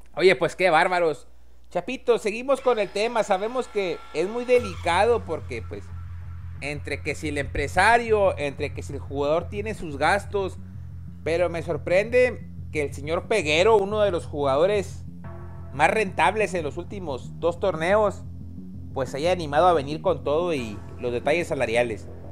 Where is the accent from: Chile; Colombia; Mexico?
Mexico; uno como mexicano